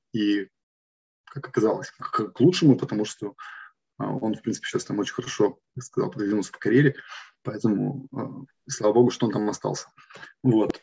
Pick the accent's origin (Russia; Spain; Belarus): Russia; Yekaterinburg, Sverdlovsk Oblast; also born or lived in Moscow / Cyprus; now in Germany; мы оба из Екатеринбурга, потом вместе поехали в Москву